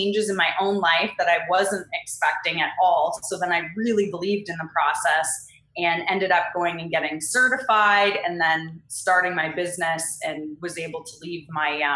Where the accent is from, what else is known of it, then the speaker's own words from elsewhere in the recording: Canada; moved away as an adult; now in California, United States; I am Canadian, and right now I live in California